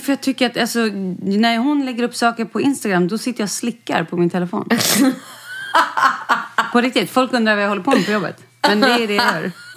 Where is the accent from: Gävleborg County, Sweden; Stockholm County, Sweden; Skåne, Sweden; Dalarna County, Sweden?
Skåne, Sweden; Jag är uppvuxen i Skåne